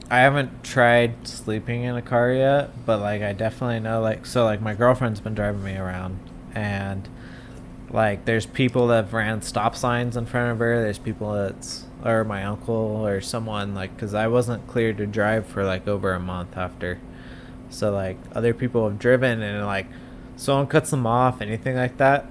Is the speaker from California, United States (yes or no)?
yes; Southern California, United States; moved away as an adult; also born or lived in Wyoming; I grew up down in Southern California